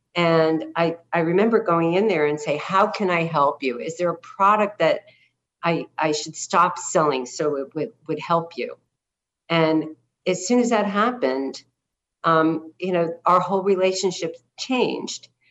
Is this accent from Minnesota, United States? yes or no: no; New Jersey, United States; also born or lived in Brooklyn, New York; was born in Brooklyn uh, we moved to the suburbs of New Jersey uh, when I was seven